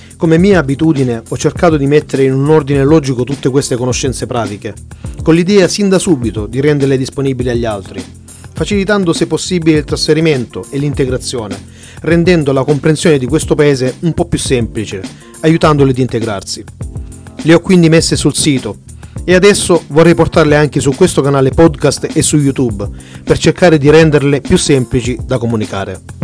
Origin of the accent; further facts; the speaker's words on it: Italy; moved away as an adult; now in Stuttgart, Germany; veniamo dall'Italia, il paese oggettivamente più bello del mondo